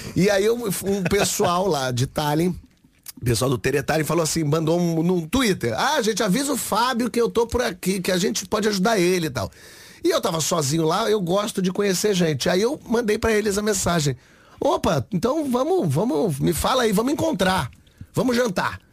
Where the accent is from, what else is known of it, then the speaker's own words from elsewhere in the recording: Rio de Janeiro, Brazil; Eu sou do Rio de Janeiro.